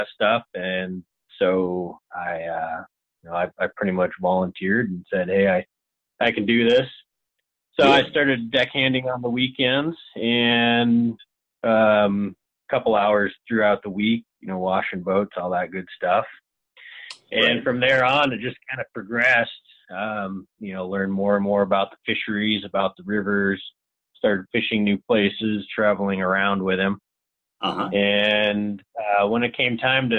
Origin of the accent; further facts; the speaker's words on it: Lewiston, Idaho, United States; I grew up in Lewiston, Idaho.